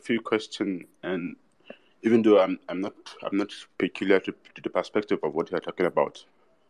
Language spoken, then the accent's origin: English; Kaduna, Kaduna State, Nigeria; I'm from Nigeria, right from Kasuna.